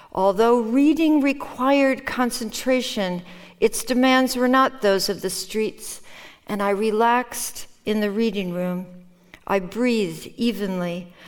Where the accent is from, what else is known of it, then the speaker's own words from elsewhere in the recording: Minnesota, United States; first language Norwegian; English is a second language; also born or lived in Norway; when I was living in Minnesota in the Midwest